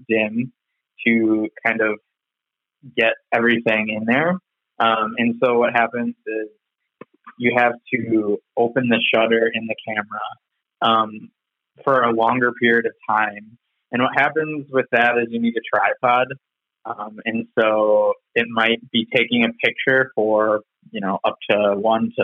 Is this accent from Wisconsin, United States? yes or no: yes; Appleton, Wisconsin, United States; I grew up in Appleton, Wisconsin, and I'm still here.